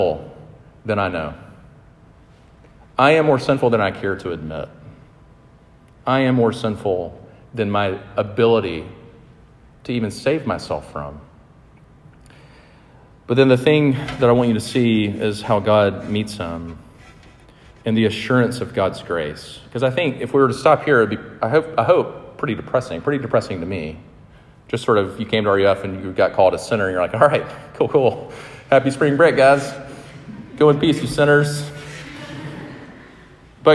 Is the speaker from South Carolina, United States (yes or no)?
yes; Sumter, South Carolina, United States; I grew up in Sumter, South Carolina